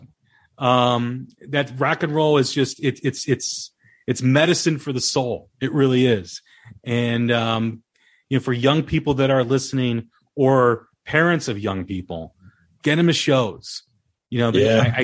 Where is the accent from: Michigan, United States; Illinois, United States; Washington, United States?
Illinois, United States; Des Plaines; my hometown, Des Plaines